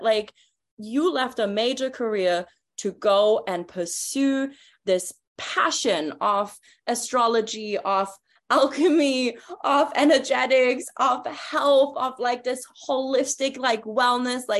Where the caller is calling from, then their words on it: Toronto, Ontario, Canada; you know, I'm tuning in from Toronto right now. I'm super close to Colleen right now, but living in Mexico now.